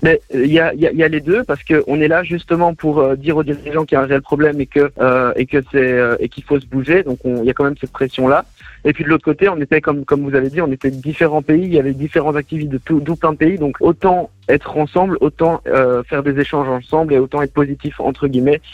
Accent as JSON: {"language": "French", "country": "Belgium", "said": "moi, je suis belge"}